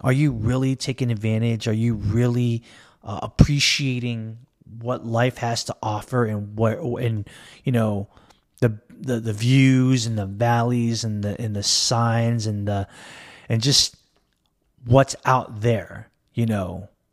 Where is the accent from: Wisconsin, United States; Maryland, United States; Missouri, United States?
Maryland, United States; I'm born and raised in Maryland. I live in the Washington, D C metropolitan area.